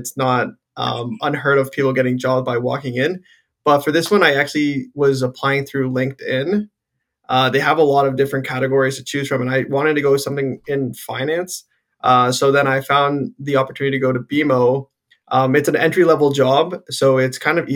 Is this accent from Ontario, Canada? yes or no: yes; Guelph, Ontario, Canada; I'm born and raised in Guelph.